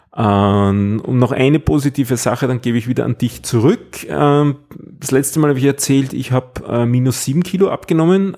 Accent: Austria; so als Ösi

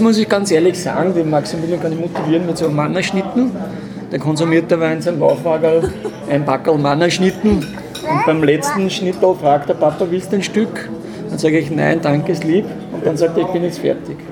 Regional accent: Traisental near Lilienfeld, Lower Austria, Austria; now in St. Pölten, Austria; Ich bin nicht aus Wien, ich komme aus, äh, aus St. Pölten und ursprünglich aus dem schönen Dreisental bei Lilienfeld

